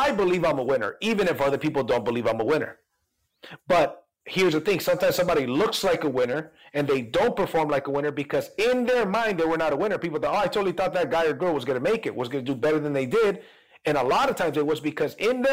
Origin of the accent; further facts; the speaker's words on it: Mexico; moved away; I'm Latino, I'm an immigrant from Mexico